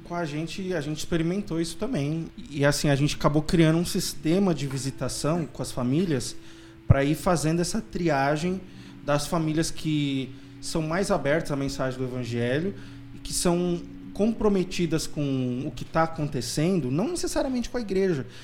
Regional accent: São Paulo, Brazil; eu sou paulistano, casado com uma recifense, a Débora.

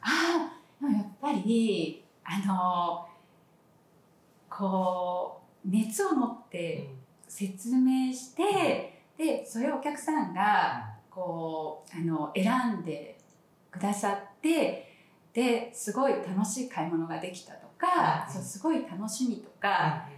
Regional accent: Sapporo, Hokkaido, Japan; now in Kanazawa, Japan; 私も札幌で生まれて割と地方都市で育った期間も長い

